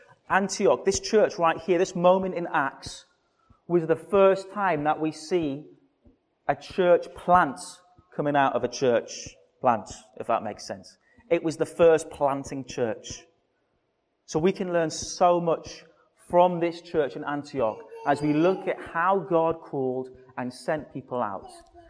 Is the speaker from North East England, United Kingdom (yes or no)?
yes; Newcastle, North East England, United Kingdom; accent: Geordie; we grew up in Biker in Newcastle. So you've got to say Newcastle if you're a true Geordie.